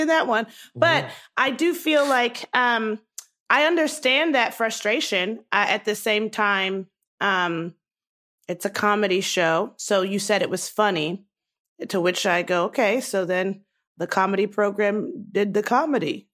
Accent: Baltimore, Maryland, United States; moved away as an adult; also born or lived in Nigeria (ancestry); I was born and raised in Baltimore

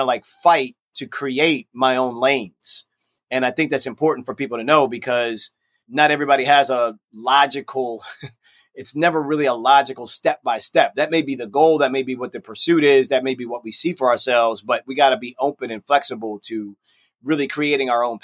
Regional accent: Baltimore, Maryland, United States; Baltimore, my hometown.

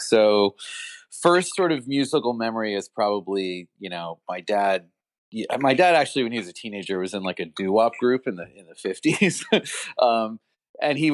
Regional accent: Long Island, New York, United States; I grew up on Long Island

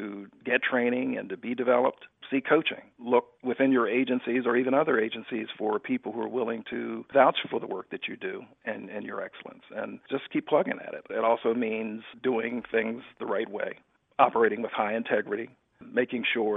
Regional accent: Philadelphia, Pennsylvania, United States; I grew up in Philadelphia

